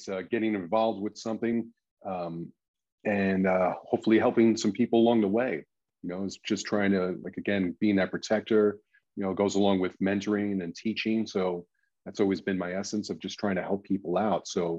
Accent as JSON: {"language": "English", "country": "Ireland", "said": "That's what's great about, you know, being Irish, is Irish funerals."}